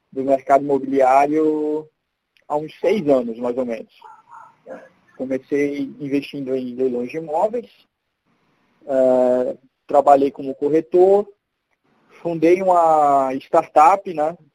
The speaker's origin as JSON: {"language": "Portuguese", "town": "Recife", "region": "Pernambuco", "country": "Brazil", "lives_now": "São Paulo, Brazil", "said": "tenho 31 anos, né? sou de Recife, apesar de não ter muito sotaque, mas eu sou de Recife, moro aqui em São Paulo, estou morando aqui há uns dois anos e meio."}